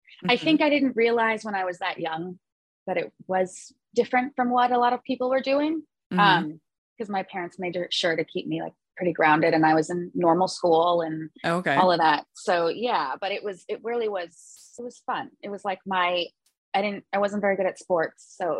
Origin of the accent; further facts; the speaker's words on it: Los Angeles, California, United States; I grew up in the Valley.